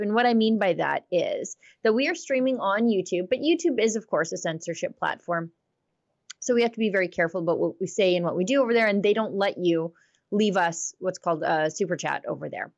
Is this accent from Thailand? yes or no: no; Alberta, Canada; I'm from Alberta